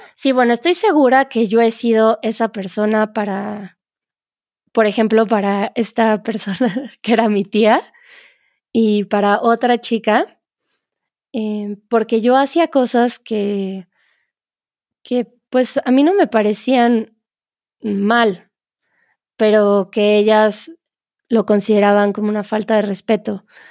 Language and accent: Spanish; Mexico; en México